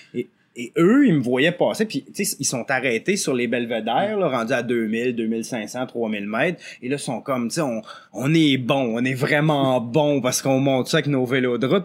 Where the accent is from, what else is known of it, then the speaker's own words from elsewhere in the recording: L'Orignal, Ontario, Canada; also born or lived in Quebec; je viens de, l'Est ontarien, de Lorignal, un village là, qui, est juste, sur la frontière. Donc, toute ma vie, j'ai comme alterné Québec-Ontario à l'école ou à travail